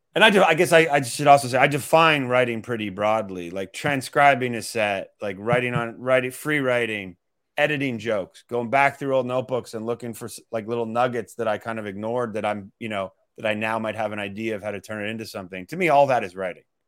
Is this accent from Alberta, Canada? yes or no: yes; Calgary, Alberta, Canada; moved away as an adult; also born or lived in Toronto, Canada / Boston, United States; now in New York, United States; I went to high school in Toronto, but I grew up in Western Canada